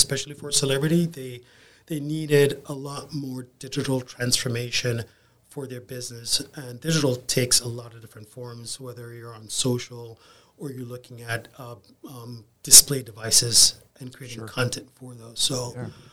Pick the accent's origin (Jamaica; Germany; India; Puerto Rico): Jamaica; Kingston; moved away as an adult; also born or lived in South Florida; now in Tampa, United States; So I grew up in Kingston, Jamaica, and I spent my first 22 years there.